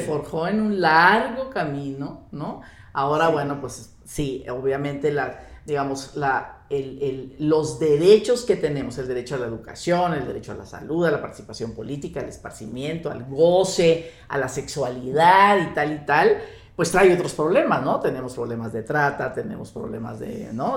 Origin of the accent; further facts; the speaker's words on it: Sonora, Mexico; moved away as an adult; now in Mexico City, Mexico; Soy norteña, soy de Sonora